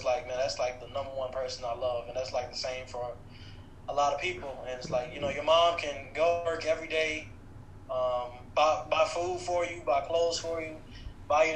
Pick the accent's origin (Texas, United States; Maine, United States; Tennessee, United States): Tennessee, United States; Nashville; also born or lived in Atlanta, Georgia / Martin, Tennessee; I'm from Nashville, Tennessee, born and raised